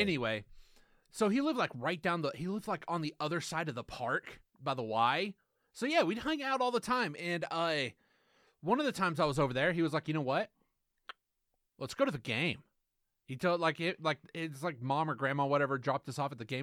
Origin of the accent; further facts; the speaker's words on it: the South, United States; we are from the South